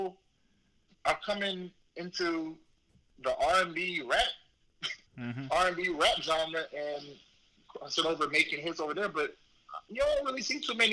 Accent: Virginia Beach, Virginia, United States; it's my hometown, so I have to rep it

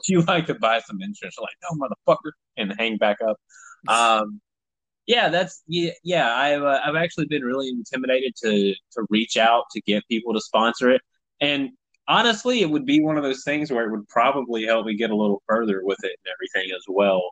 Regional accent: Tennessee, United States; I'm from Tennessee

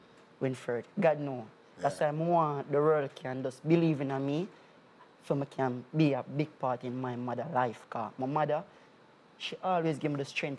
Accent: Kingston, Jamaica; Yeah, I grew up in Jungle.

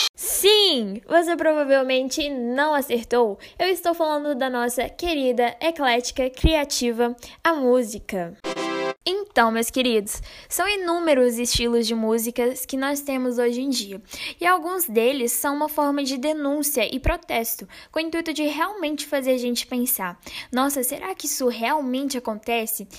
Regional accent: Brazil; nós somos brasileiros

